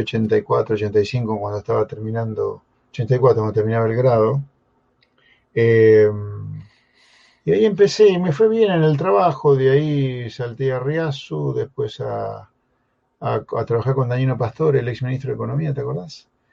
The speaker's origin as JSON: {"language": "Spanish", "town": "Pergamino", "region": "Buenos Aires Province", "country": "Argentina", "tie": "born or raised there", "moved": "as an adult", "lives_now": "San Isidro, Argentina", "said": "el Pergamino que yo viví desde que nací hasta que me fui a hacer la colimba, 17 años, ponerle casi 18"}